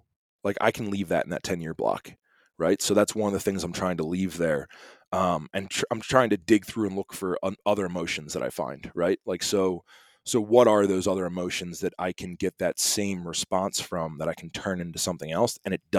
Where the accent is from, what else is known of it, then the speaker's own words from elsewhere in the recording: East Coast, United States; now in Montana, United States; I'm from the East Coast.